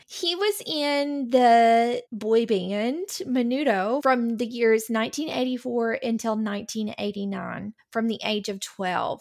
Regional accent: United States; we as Americans, we, as we do in this country

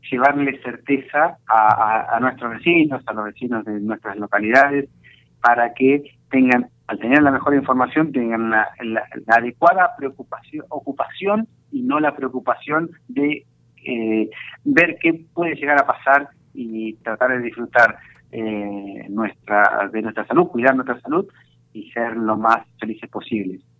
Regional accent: Argentina; nosotros como argentinos tenemos que estar orgullosos de la cantidad de prevención que se hace a través de la vacuna

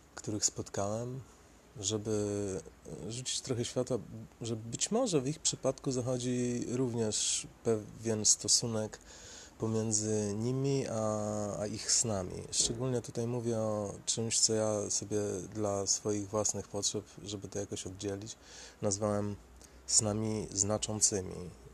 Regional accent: Sieradz, Łódź Voivodeship, Poland; now in Łódź, Poland; ja pochodzę z Sieradza

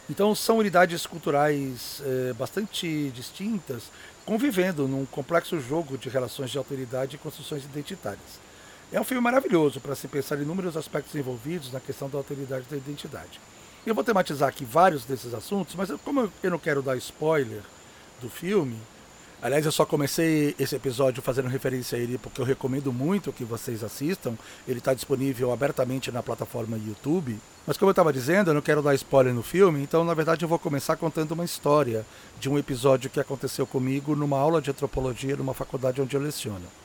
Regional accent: São Paulo, Brazil; born there; Por isso, mesmo tendo nascido aqui em São Paulo, eu sempre me senti e me vi como chinês.

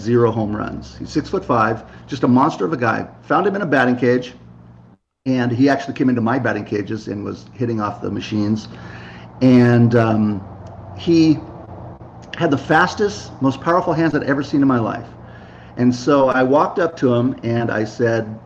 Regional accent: Santa Monica, California, United States; also born or lived in Seattle, Washington; now in Carlsbad, United States; I'm from Santa Monica, California

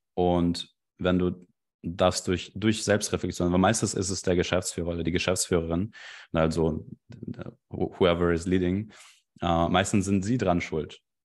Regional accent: Belarus; German is a second language; now in Germany; Ich komme eigentlich ursprünglich aus Belarus

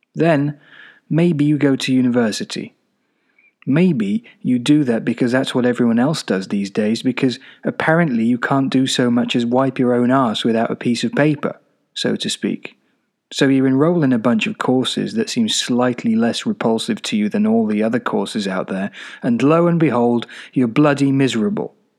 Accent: Czechia; moved away as an adult; also born or lived in Glasgow, United Kingdom; now in United Kingdom; I lived mostly in the Czech Republic until about nineteen when I went off to university in Glasgow.

